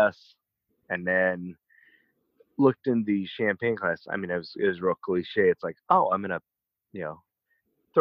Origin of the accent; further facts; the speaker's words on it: Atlanta, Georgia, United States; moved away as an adult; also born or lived in Idaho; my hometown in Atlanta